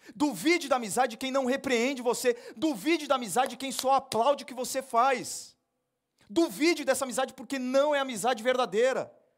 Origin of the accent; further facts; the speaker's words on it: Brazil; nós somos brasileiros